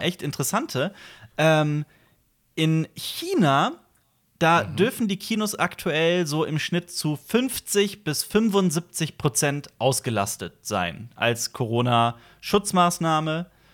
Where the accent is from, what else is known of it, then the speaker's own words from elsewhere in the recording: Koblenz, Rhineland-Palatinate, Germany; moved away as an adult; also born or lived in Vienna; nach Koblenz gefahren, in meiner Heimatstadt, wo meine Eltern mhm. wohnen